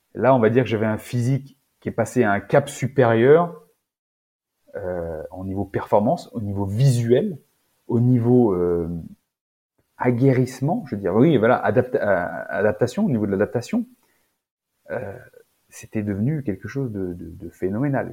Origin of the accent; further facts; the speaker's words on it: Auvergne-Rhône-Alpes, France; Je viens d'Auvergne, dans la campagne, alimentation rustique